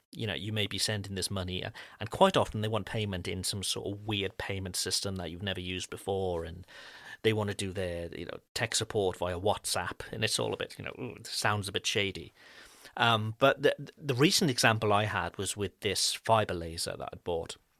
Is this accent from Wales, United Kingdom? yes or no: yes; Wales, United Kingdom; now in France; I'm not French, I'm, I'm from Wales in the U K.